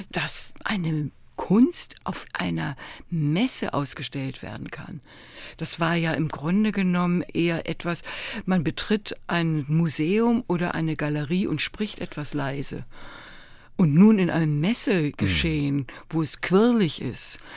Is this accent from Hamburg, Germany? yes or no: yes; Hamburg, Germany; Als Hamburgerin hört man sowas gar nicht gern.